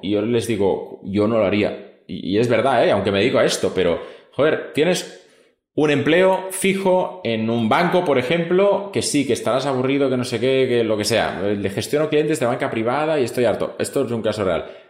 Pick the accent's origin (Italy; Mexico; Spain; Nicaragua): Spain; toda la vida siempre en España hablamos nosotros